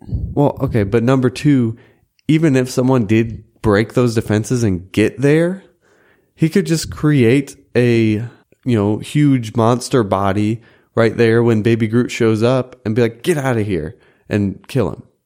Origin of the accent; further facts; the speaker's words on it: Chesterfield, Missouri, United States; the Dairy Queen in Chesterfield, Missouri, where I grew up